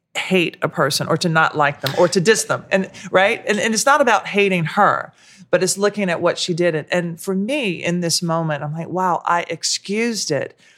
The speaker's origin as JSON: {"language": "English", "region": "the South", "country": "United States", "tie": "born or raised there", "moved": "yes", "lives_now": "New York, United States", "said": "growing up in the South"}